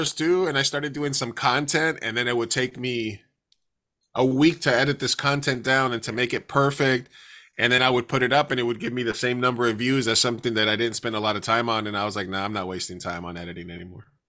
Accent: New York, United States; now in San Diego, United States; I'm from New York, uh, originally, but I've been in San Diego for, like, twenty-plus years

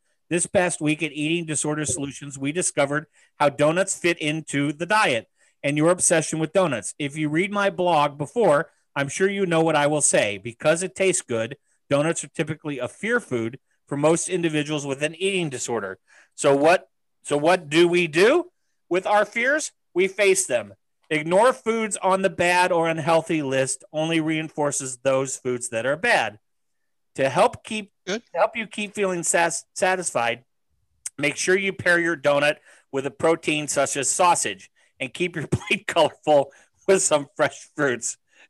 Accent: United States; I'm American

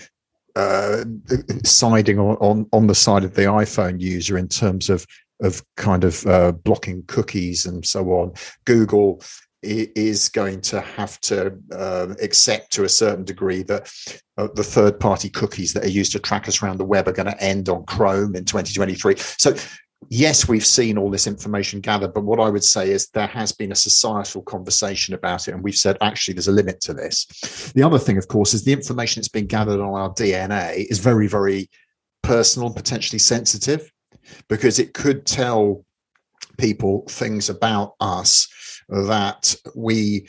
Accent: London, United Kingdom; born and raised in London

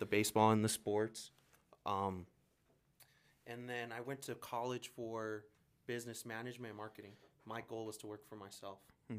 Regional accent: Denver, Colorado, United States; also born or lived in Chihuahua, Mexico; so growing up in Southwest Denver, I grew up here. I was born here in Denver, moved back to Chihuahua. With my mom, we came back when I was six, grew up in the trailer parks in front of Lincoln High School, right there off Jewel

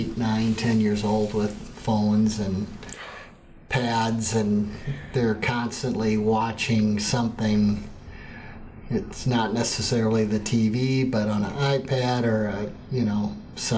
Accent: Adrian, United States; moved away; when growing up in Adrian

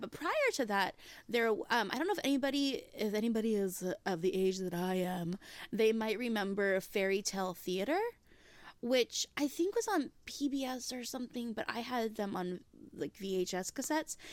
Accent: Hawaii, United States; I grew up in Hawaii

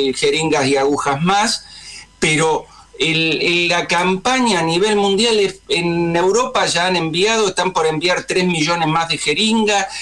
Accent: Argentina; nosotros argentinos

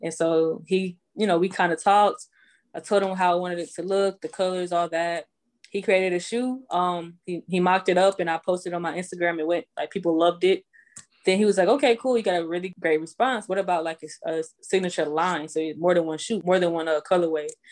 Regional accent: Houston, Texas, United States; moved away as an adult; also born or lived in Greenville, South Carolina; now in Atlanta, United States; I was born in Greenville, South Carolina, um, raised in Houston

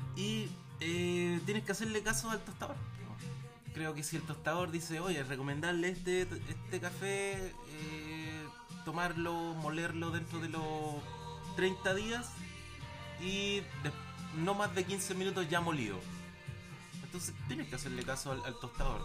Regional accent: Valparaíso, Chile; soy de Valparaíso

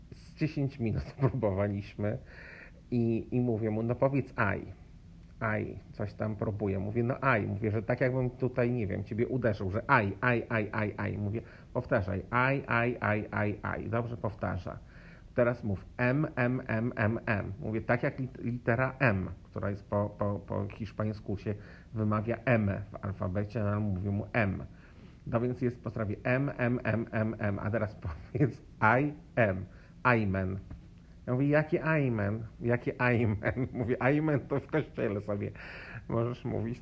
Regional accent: Poland; now in Mexico; będąc Polakiem

